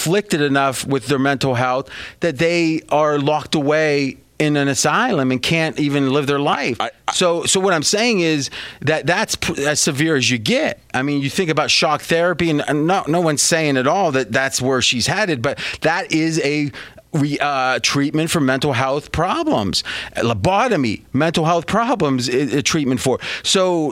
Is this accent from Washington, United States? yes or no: no; near Steubenville, Ohio, United States; moved away; where I grew up back near Steubenville, Ohio